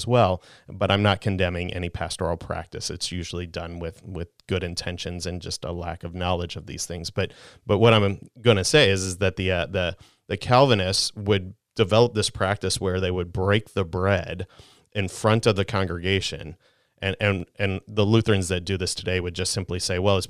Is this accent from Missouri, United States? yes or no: yes; St. Louis, Missouri, United States; I grew up in South St. Louis